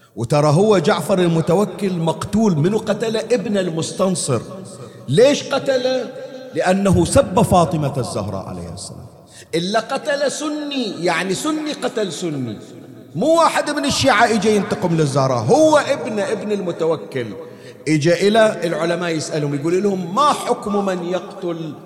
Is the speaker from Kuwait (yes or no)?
no; Bahrain; عندنا في البحرين